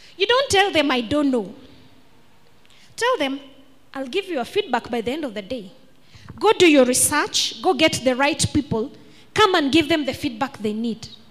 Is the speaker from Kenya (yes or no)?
yes; Kenya; I am Kenyan.